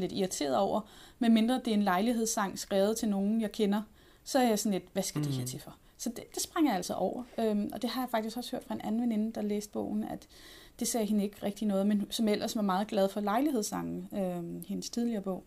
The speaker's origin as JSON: {"language": "Danish", "area": "North Zealand", "region": "Capital Region of Denmark", "country": "Denmark", "said": "jeg er fra, fra Sjælland. Jeg er fra Nordsjælland."}